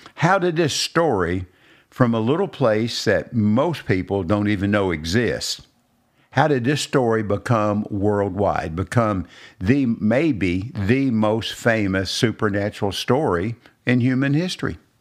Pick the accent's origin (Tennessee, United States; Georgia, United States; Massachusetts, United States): Tennessee, United States; Robertson County; I was born and raised in Robertson County